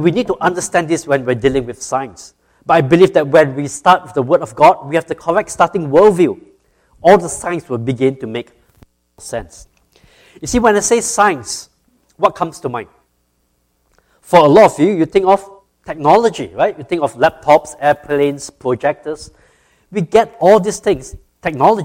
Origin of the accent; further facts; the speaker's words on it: Singapore; moved away as an adult; now in Georgia, United States; I grew up in Singapore